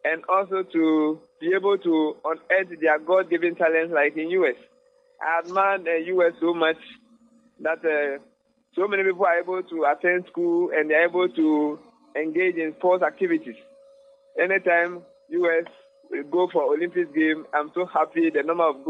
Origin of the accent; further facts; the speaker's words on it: Koforidua, Eastern Region, Ghana; from Ghana, Kofodia